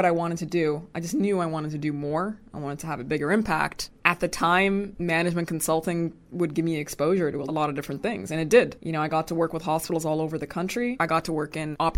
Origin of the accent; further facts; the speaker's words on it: Sudan; moved away; I'm originally from Sudan. My parents are Sudanese